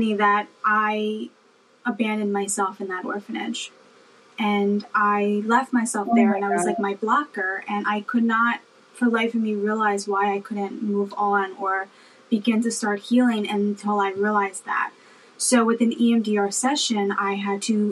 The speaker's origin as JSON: {"language": "English", "town": "Philadelphia", "region": "Pennsylvania", "country": "United States", "tie": "born or raised there", "also_born_or_lived": "Câmpulung, Romania", "lives_now": "New Jersey, United States", "said": "I currently live in New Jersey, which is like maybe 20 minutes right outside of Philadelphia. And that's where I was raised, in Philadelphia"}